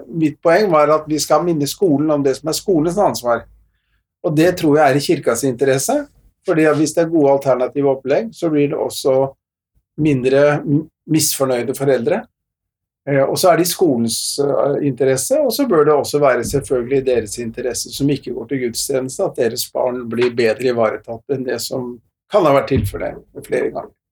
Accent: Oslo, Norway; also born or lived in Fredrikstad; now in Bergen, Norway; Jeg er østlending, har vokst opp i Oslo og Fredrikstad-området.

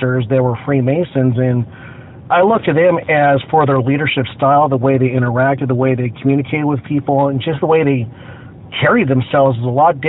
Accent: Orange County, California, United States; I grew up in Orange County

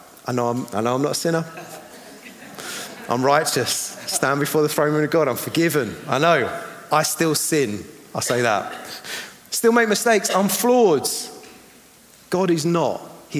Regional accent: Eastbourne, South East England, United Kingdom; I'm from Eastbourne.

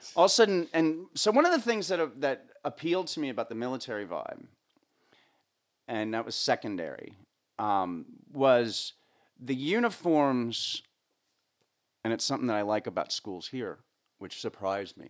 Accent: northern New Jersey, United States; moved away as an adult; born and raised in northern New Jersey

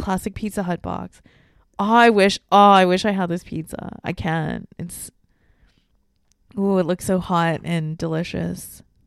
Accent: Hong Kong; moved away; also born or lived in Singapore; I spent my time growing up in Hong Kong, like, half my life

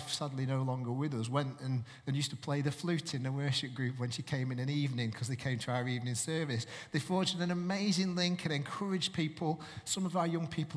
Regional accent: Manchester, North West England, United Kingdom; moved away; I'm originally from Manchester, and my parents are from Manchester

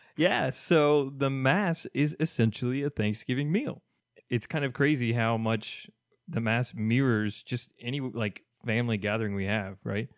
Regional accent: Kentucky, United States; now in Miami, United States; I am from Kentucky, so I'm gonna be missing my southern foods

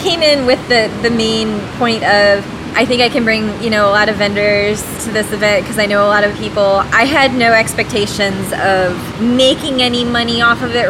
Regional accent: O'Fallon, United States; born or raised there

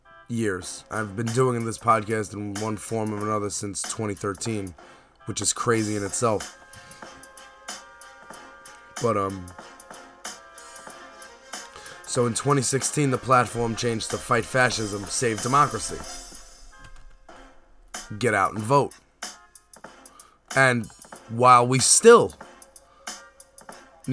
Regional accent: New York City, New York, United States; as a New Yorker

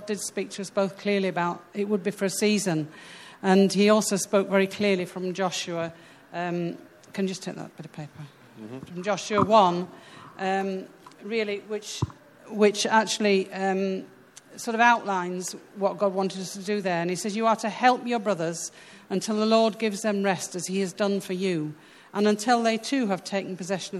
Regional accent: United Kingdom; moved away as an adult; now in Sweden; we're British

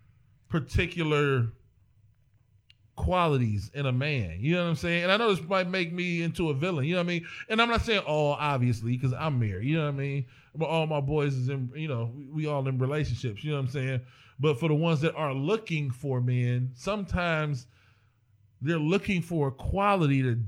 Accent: East Cleveland, Ohio, United States; I'm from East Cleveland.

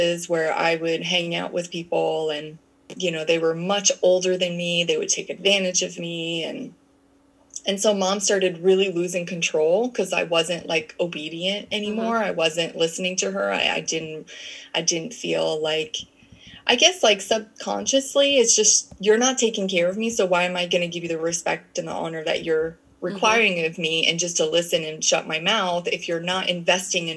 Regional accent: Canada; moved away; also born or lived in United States; I'm Canadian. So my mom had sent me back to Canada, because she was living in the United States

